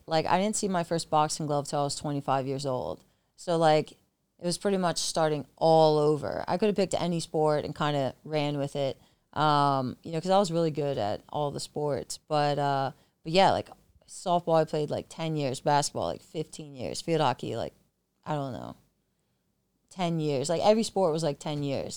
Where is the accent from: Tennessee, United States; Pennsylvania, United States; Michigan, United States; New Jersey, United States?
Pennsylvania, United States; York; moved away as an adult; now in San Diego, United States; I'm originally from York, Pennsylvania, small country town.